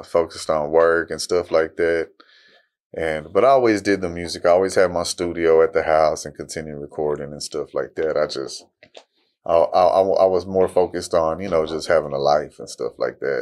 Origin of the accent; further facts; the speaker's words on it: Fort Worth, Texas, United States; I'm from Fort Worth, Texas